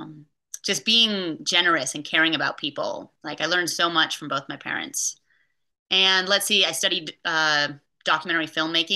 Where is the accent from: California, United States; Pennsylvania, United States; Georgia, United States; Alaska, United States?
California, United States; Bay Area; I was raised in the Bay Area